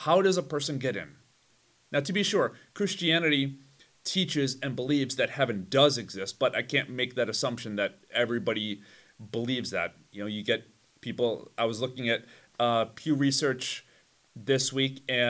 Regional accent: Chicago, Illinois, United States; I'm from Chicago.

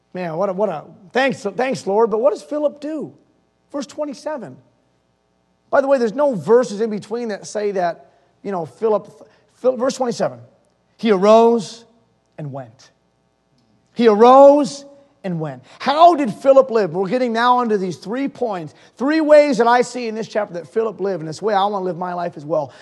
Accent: Holyoke, Massachusetts, United States; also born or lived in Springfield, Massachusetts / Mainz, Germany; I was born in Springfield, Massachusetts and I grew up in Holyoke, Massachusetts

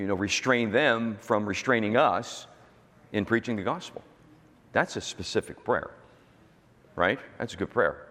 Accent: United States; I'm an American

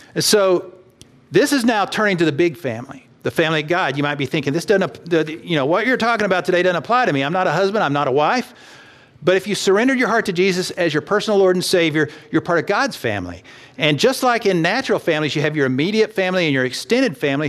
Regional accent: Texas, United States; I grew up in Texas

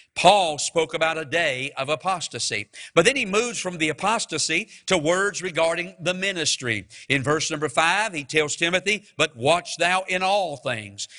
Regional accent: Mount Airy, United States; moved away; I'm from Mount Airy

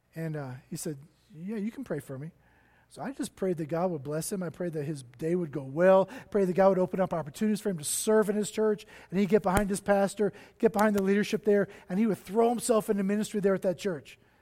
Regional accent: Cincinnati, Ohio, United States; now in Denver, United States; I was born in Cincinnati, Ohio

